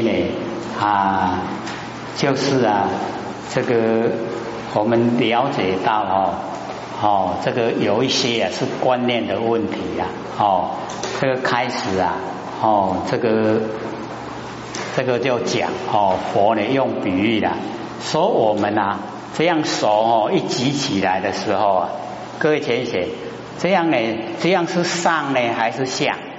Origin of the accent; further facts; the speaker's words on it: Taiwan; 我们台湾话